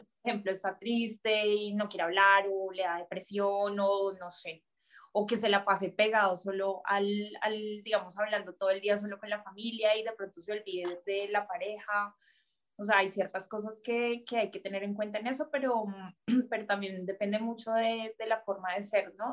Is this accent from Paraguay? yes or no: no; Colombia; moved away as an adult; now in Germany; soy colombiana, pero vivo en Alemania hace dos años y medio.